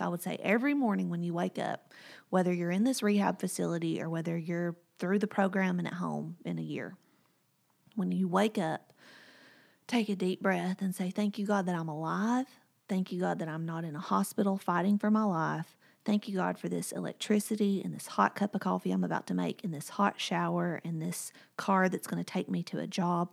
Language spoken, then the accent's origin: English; Whitwell, Tennessee, United States; moved away; My hometown is Whitwell, Tennessee, and it's about an hour and a half from here